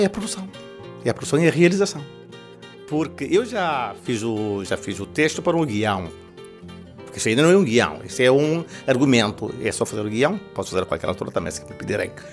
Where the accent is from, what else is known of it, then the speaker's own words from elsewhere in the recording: Santiago, Cape Verde; first language Cape Verdean Creole; Portuguese is a second language; now in Portugal; Eu nasci em Cabo Verde, na ilha de Santiago, no interior, porque eu sou de fora